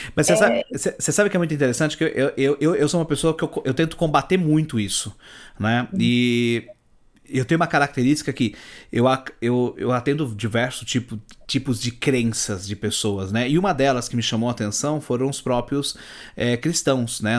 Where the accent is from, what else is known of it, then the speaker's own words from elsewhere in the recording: São Paulo, Brazil; Eu não sou de São Paulo, sou do interior